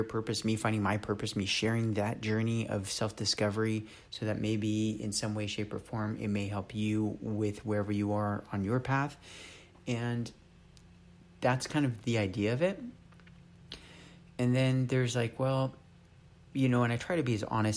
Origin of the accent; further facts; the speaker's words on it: Los Angeles, California, United States; moved away as an adult; also born or lived in San Diego / Berkeley / Oakland; now in Texas, United States; I'm a California native, you know, born and raised in Los Angeles, and then moved down to San Diego when I was about 13